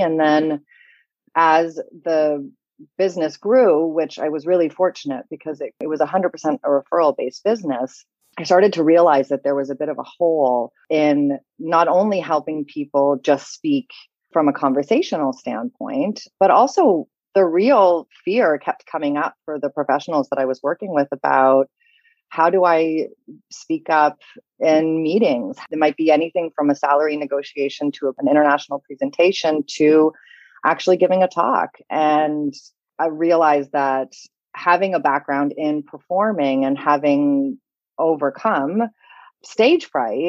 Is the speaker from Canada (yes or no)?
yes; Canada; also born or lived in London; now in Paris, France; I'm based in Paris. I'm sure you can tell from the sound of my voice that I am not French. I'm a Canadian, but I've lived all over North America. I've also lived in London. Now I live in France.